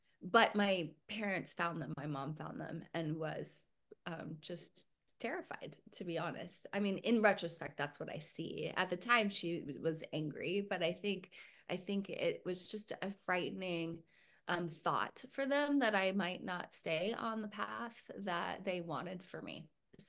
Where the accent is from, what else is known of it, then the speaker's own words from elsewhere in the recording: Puerto Rico; born there; Originally, I was born in Puerto Rico. My parents were working in the mission field for 5 years with a Christian church.